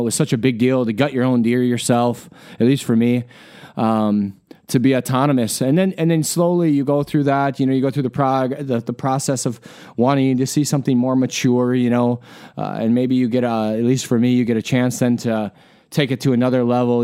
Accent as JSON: {"language": "English", "region": "Wisconsin", "country": "United States", "tie": "born or raised there", "also_born_or_lived": "Alaska", "moved": "yes", "lives_now": "Iowa, United States", "said": "I grew up in Wisconsin"}